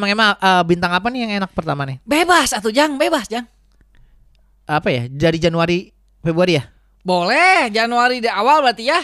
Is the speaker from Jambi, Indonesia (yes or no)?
no; West Java, Indonesia; iya dah saya mah Sunda atuh om Melki dah saya mah Sunda atuh